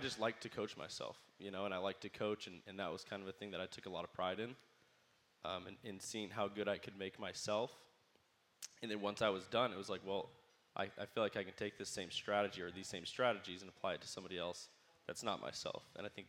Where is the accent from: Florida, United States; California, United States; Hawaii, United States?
California, United States; Bakersfield; also born or lived in Arizona / Connecticut; Bakersfield's the best, man.